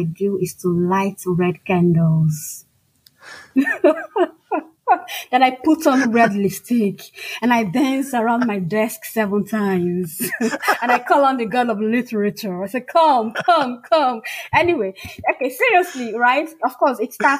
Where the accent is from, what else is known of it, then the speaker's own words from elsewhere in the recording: Nigeria; first language Igbo; English is a second language; I am African. I'm Nigerian, I'm a full-fledged Igbo woman